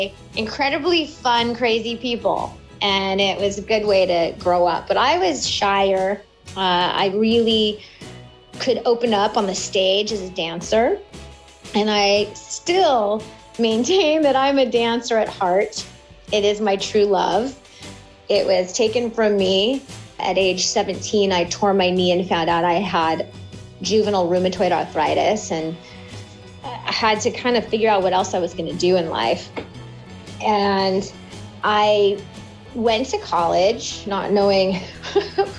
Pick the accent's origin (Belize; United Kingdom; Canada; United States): United States; Pasadena, California; also born or lived in Altadena, California; I'm a native. I'm from Pasadena and Altadena, California